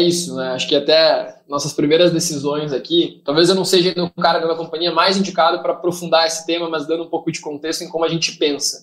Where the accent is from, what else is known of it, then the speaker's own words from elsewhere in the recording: Rio Grande do Sul, Brazil; sou gaúcho